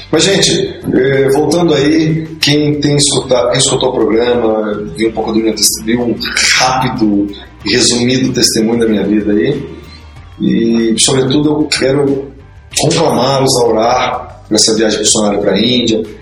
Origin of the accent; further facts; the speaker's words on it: Vitória, Espírito Santo, Brazil; moved away; vou pra minha terrinha, Vitória, Espírito hum. Santo